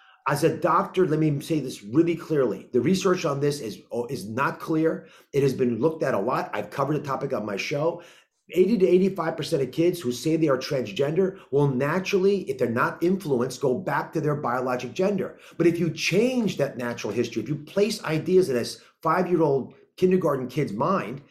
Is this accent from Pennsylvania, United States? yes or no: yes; Kennett Square, Pennsylvania, United States; also born or lived in Montgomery County, Pennsylvania; I grew up just outside of Kennett Square